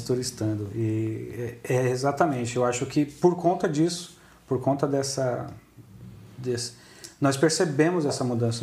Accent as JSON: {"language": "Portuguese", "country": "Brazil", "moved": "yes", "lives_now": "Portugal", "said": "nós, como brasileiros"}